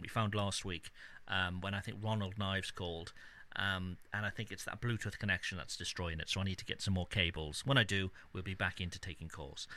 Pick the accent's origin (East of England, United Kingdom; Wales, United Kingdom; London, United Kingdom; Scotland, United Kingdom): Wales, United Kingdom; Cardiff; my hometown of Cardiff